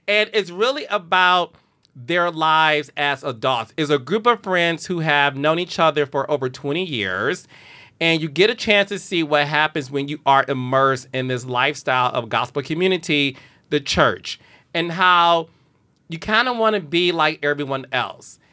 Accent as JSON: {"language": "English", "town": "Detroit", "region": "Michigan", "country": "United States", "tie": "born or raised there", "said": "Detroit, Michigan, which is my hometown"}